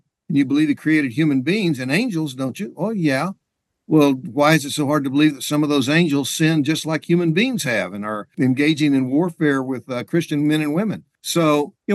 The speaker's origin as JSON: {"language": "English", "region": "Oklahoma", "country": "United States", "tie": "born or raised there", "also_born_or_lived": "Texas", "said": "I was born and raised in Oklahoma"}